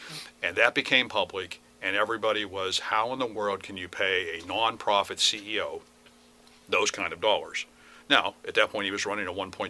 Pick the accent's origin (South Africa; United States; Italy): United States; Western Pennsylvania; moved away as an adult; also born or lived in Pittsburgh / Minnesota; now in Harford County, Maryland, United States; I grew up in Western Pennsylvania.